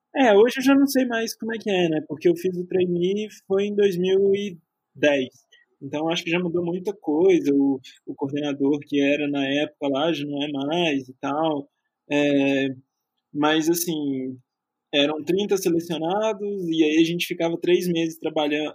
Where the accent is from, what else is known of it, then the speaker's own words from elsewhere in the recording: Juiz de Fora, Minas Gerais, Brazil; moved away as an adult; also born or lived in São Paulo; eu nasci e cresci em Juiz de Fora, em Minas Gerais